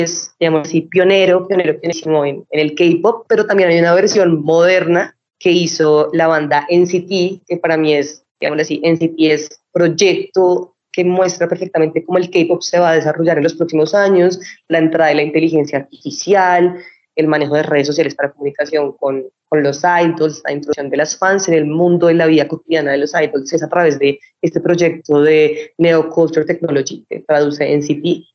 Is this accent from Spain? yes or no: no; Colombia; como colombianos, sí somos muy bienvenidos en Corea